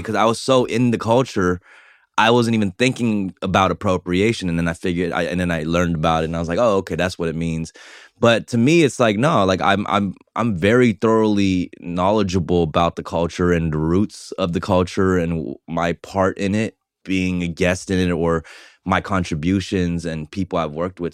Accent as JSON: {"language": "English", "town": "Los Angeles", "region": "California", "country": "United States", "tie": "born or raised there", "also_born_or_lived": "Argentina", "said": "I came to Koreatown when I was three, so Koreatown is really the only place I really know."}